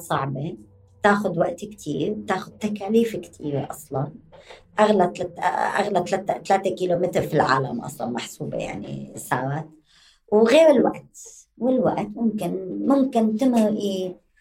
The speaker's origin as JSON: {"language": "Arabic", "country": "Syria", "tie": "born or raised there", "also_born_or_lived": "Damascus, Syria", "moved": "as an adult", "lives_now": "West Bank, Palestine", "said": "ووليد سوريا"}